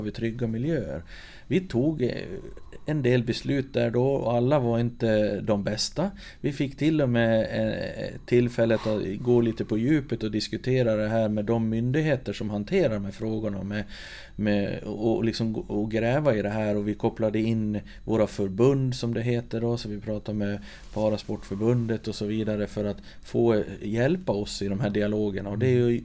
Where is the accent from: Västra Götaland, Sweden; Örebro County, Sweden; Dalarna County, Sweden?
Dalarna County, Sweden; Sollerön; Jag är född och uppvuxen på Sollerön, mitt i Siljan